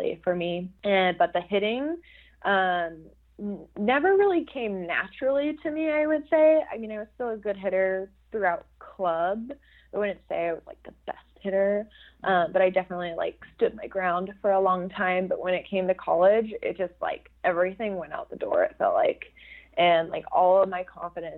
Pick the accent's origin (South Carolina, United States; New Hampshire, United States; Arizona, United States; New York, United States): Arizona, United States; Phoenix; moved away as an adult; I'm from Phoenix, Arizona